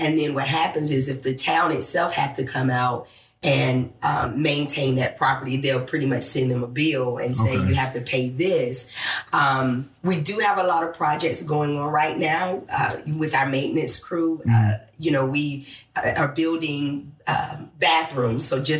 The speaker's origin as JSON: {"language": "English", "town": "Biscoe", "region": "North Carolina", "country": "United States", "tie": "born or raised there", "also_born_or_lived": "Troy, North Carolina", "said": "I was born in Troy and raised in Biscoe."}